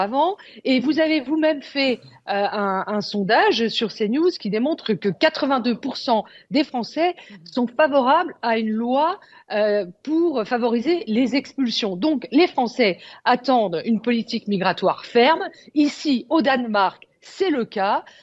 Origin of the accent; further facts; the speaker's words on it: France; Chez nous, en France